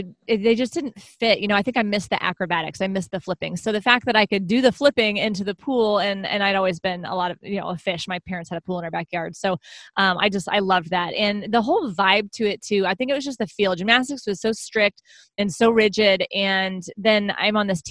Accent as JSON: {"language": "English", "town": "Houston", "region": "Texas", "country": "United States", "tie": "born or raised there", "said": "I've always lived in the greater Houston area."}